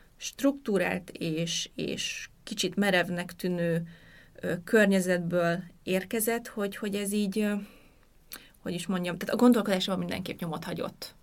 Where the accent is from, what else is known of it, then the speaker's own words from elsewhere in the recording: Hungary; akik mit nőttünk fel Magyarországon